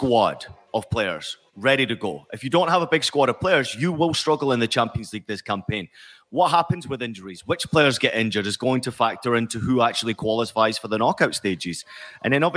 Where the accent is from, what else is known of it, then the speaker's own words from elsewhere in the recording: Scotland, United Kingdom; growing up in Scotland, following Rangers and Celtic very closely